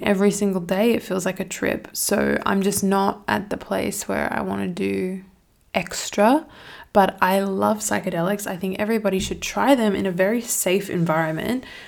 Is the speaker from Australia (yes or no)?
yes; Australia; I'm from Australia and the city where I'm at, there's just nothing going on.